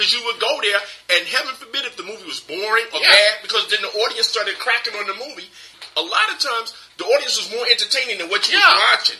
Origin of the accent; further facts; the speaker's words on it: New York City, New York, United States; growing up in Brooklyn